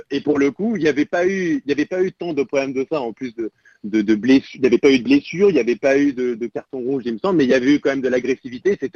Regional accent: Strasbourg, Grand Est, France; parce qu'on est Strasbourgeois avant tout

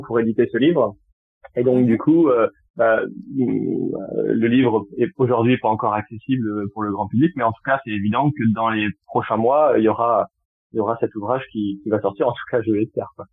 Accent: Tours, Centre-Val de Loire, France; also born or lived in Poitiers; now in Bordeaux, France; je suis originaire de Tours, mais j'ai passé dix ans sur Poitiers et je suis arrivé il y a, il y a pas très longtemps sur euh, sur Bordeaux

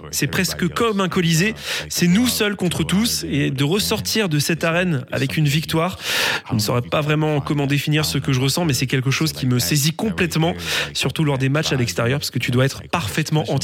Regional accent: Virginia, United States; French is a second language; moved away; also born or lived in Alabama; je dis que je viens de là-bas parce que c'est là que j'ai grandi. Et je pense que là où tu as grandi, ça définit qui tu es. Donc quand les gens me demandent, je réponds Virginie.

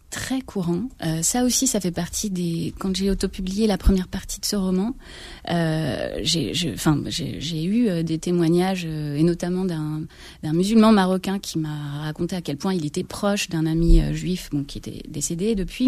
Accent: Créteil, Île-de-France, France; j'ai grandi à Créteil

